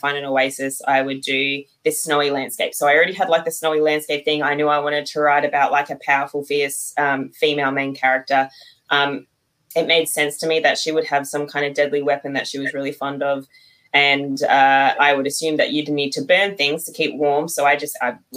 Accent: Australia; I'm from Australia

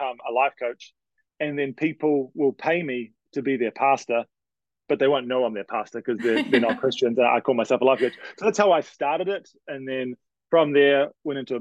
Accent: New Zealand; moved away as an adult; now in Canada; I'm from New Zealand, for those trying to guess my accent

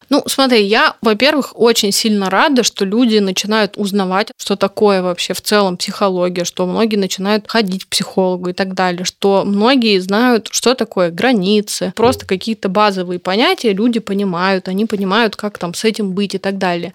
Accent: Vladivostok, Primorsky Krai, Russia; moved away as an adult; now in Moscow, Russia; Я из Владивостока, и я училась в Дальневосточном федеральном университете

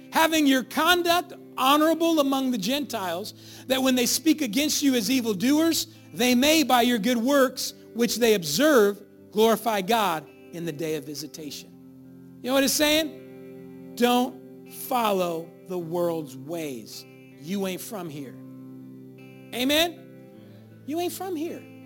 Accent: Sacramento, California, United States; I was born over there on San Roque and I was, I lived there my whole life

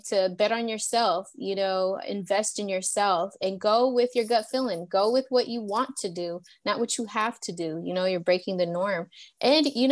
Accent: the South, United States; down south

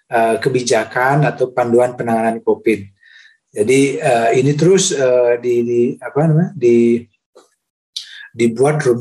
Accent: Bali, Indonesia; saya kira uh, saya sebagai warga Bali ya uh, uh, merasa bersyukur

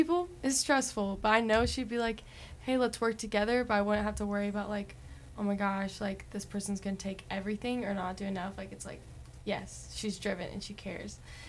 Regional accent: Oklahoma City, Oklahoma, United States; now in Shawnee, United States; So I'm from Oklahoma City, Oklahoma, so, like, maybe an hour away from here. And here is Shawnee. But, yeah, grown up in the same state

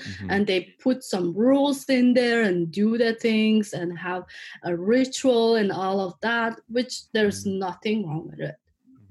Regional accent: Mongolia; moved away as an adult; also born or lived in Seattle / San Francisco / Los Angeles; now in Huntington Beach, United States; I'm from Mongolia. I've been living here now. Like, I moved to here like in 2013.

